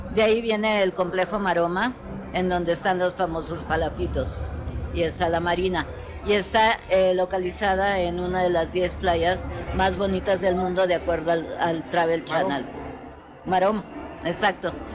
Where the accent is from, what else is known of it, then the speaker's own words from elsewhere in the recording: Mexico; aquí todos somos mexicanos